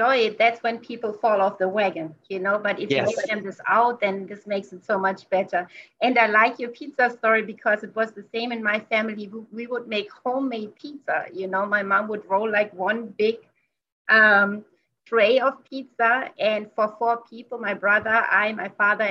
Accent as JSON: {"language": "English", "country": "Germany", "moved": "yes", "said": "Since I come from Germany"}